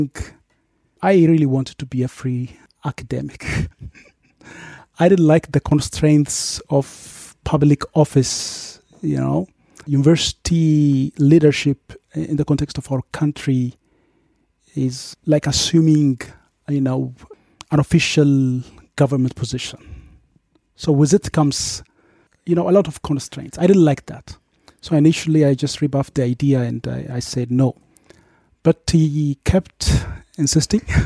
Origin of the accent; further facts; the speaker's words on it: Dilla, South Ethiopia Regional State, Ethiopia; also born or lived in Yirgacheffe / Miami / Austria; I was born in Yirgacheffe and grew up in a nearby town, Dilla, which is the main administrative